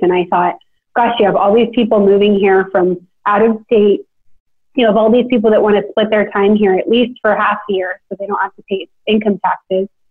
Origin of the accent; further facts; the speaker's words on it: Sacramento, California, United States; now in Nashville, United States; I'm from Sacramento, you know, my, I mean, my parents are amazing